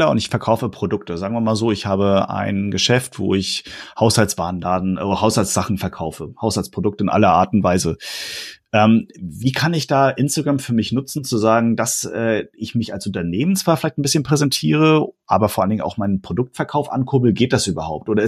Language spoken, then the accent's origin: German; Hamburg, Germany; du kommst aus Hamburg, ich komme aus Hamburg.